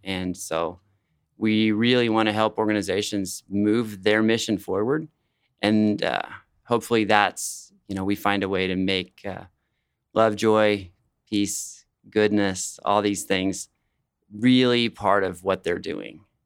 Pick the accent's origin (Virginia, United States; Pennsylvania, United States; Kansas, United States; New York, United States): Kansas, United States; Wichita; also born or lived in Colorado; I was born in Colorado, but I've lived in Wichita almost all my life